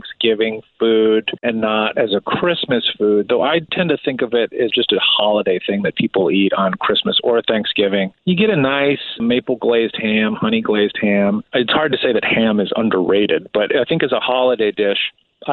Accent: outside Chicago, Midwest, Illinois, United States; I grew up in the Midwest. I grew up outside of the city of Chicago.

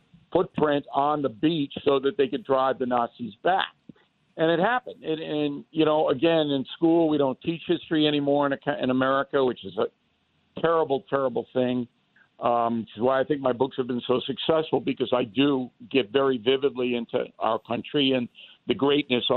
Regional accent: United States; as an American

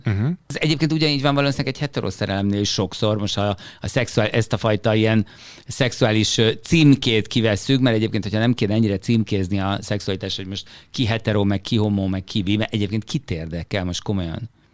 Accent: Hungary; moved away as an adult; Magyarországban, Magyarországból jöttem

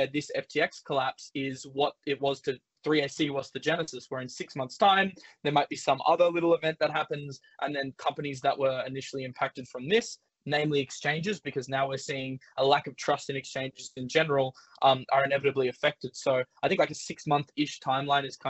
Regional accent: Australia; as an Australian

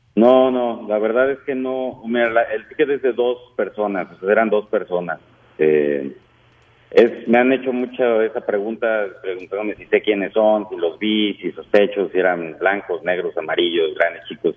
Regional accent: Mexico; now in San Antonio, United States; como mexicanos, como migrantes

